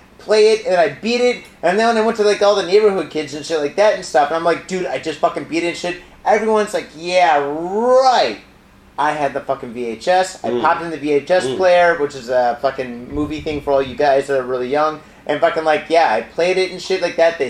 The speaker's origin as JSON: {"language": "English", "region": "Midwest", "country": "United States", "tie": "born or raised there", "moved": "yes", "lives_now": "Japan", "said": "I grew up in the Midwest"}